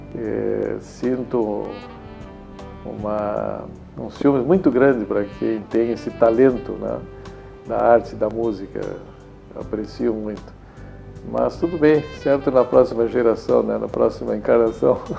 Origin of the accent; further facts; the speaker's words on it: Rio Grande do Sul, Brazil; accent: fronteiriço; also born or lived in Cachoeira do Sul / Santana do Livramento / Porto Alegre / Santa Maria; Então eu me considero fronteiriço, eu me criei na fronteira. Né? O sotaque é fronteiriço